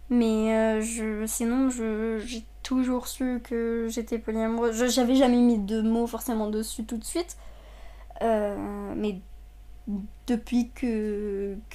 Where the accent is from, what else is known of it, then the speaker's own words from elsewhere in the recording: Saudi Arabia; moved away as an adult; now in France; déjà. J'ai 23 ans. Euh, je suis née en Arabie Saoudite, j'ai grandi là-bas jusqu'à mes 18 ans. je suis libanaise d'origine, donc mes deux parents sont libanais.